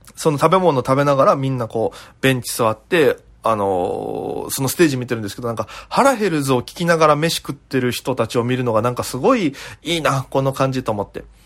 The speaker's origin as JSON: {"language": "Japanese", "region": "Okinawa", "country": "Japan", "moved": "yes", "lives_now": "Tokyo, Japan", "said": "大都会東京へ口先一つで乗り込んだ沖縄芸人"}